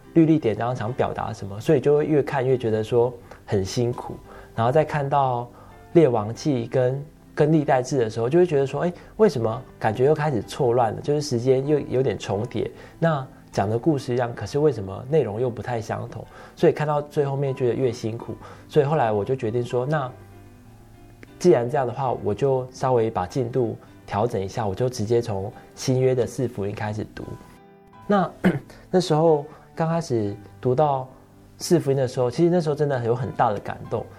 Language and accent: Chinese; Tainan, Taiwan; moved away; 小时候我又是生长在，呃，台南那种白河很乡下的地方